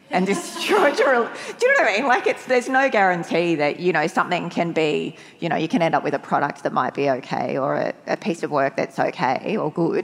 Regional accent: Bundaberg, Queensland, Australia; I grew up in Bundaberg in the 1980s.

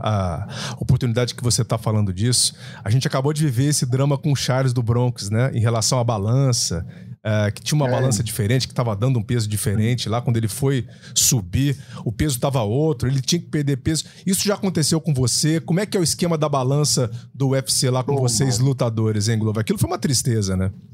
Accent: Itanhandu, Minas Gerais, Brazil; Mineirinho, Mineirinho igual, igual o cidadão aqui também, mas eu sou do sul de Minas, viu? Eu não sei nem se ele conhece é. a minha região ali, Tanhandu

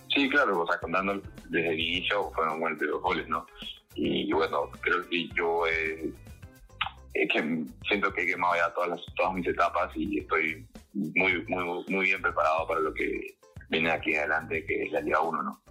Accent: Lima, Peru; now in Cali, Colombia; yo soy de Victoria

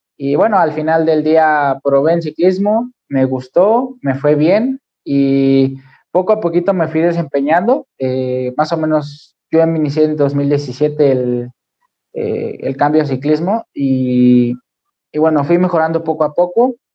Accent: Mexico City, Mexico; soy de la Ciudad de México

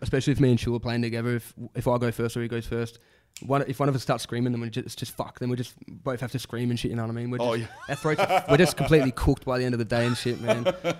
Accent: Tasmania, Australia; I'm from Tassie

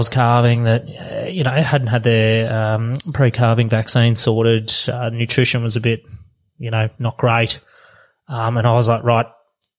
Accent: Australia; as an Australian

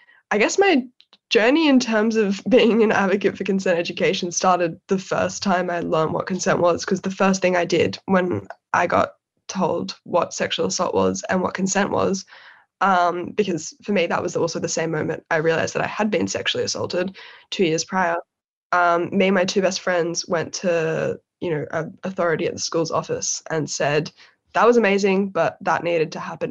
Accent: Sydney, New South Wales, Australia; moved away as an adult; now in London, United Kingdom; my personal background is growing up in Sydney's eastern suburbs

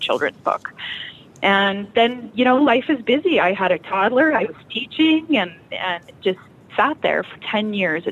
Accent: Cabri, Saskatchewan, Canada; also born or lived in Kindersley / Abbey; So I actually grew up in Cabri. This is my hometown.

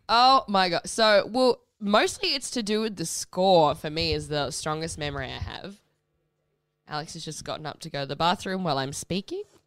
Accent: Perth, Western Australia, Australia; I grew up in Perth

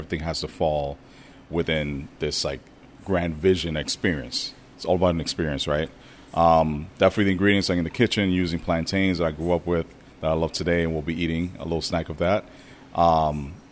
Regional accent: New York, United States; moved away as an adult; now in Oakland, United States; I'm from New York

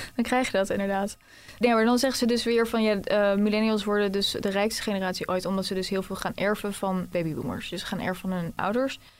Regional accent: The Hague, South Holland, Netherlands; moved away; want ik kom dus eigenlijk uit Den Haag

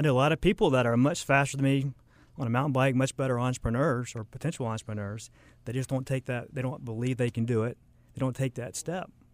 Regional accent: Charlotte, North Carolina, United States; also born or lived in Lake Norman; I kinda grew up in Charlotte, um, moved around a little bit, grew up, went to high school, Lake Norman

